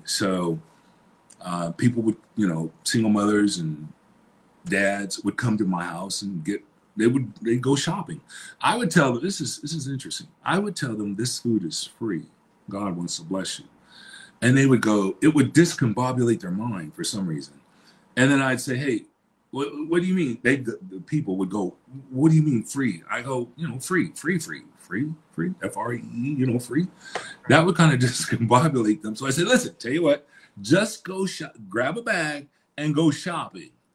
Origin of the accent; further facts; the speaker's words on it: Illinois, United States; moved away; born and raised in Illinois.